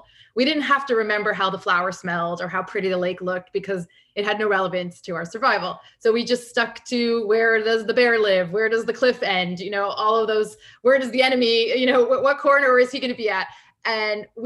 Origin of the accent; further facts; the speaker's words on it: Canada; I grew up in Canada